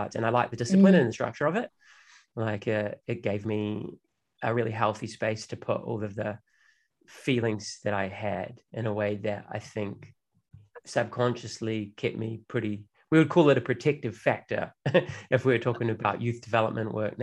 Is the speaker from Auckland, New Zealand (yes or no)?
yes; Auckland, New Zealand; where I grew up in West Auckland, which is kind of like a bogan working class neighborhood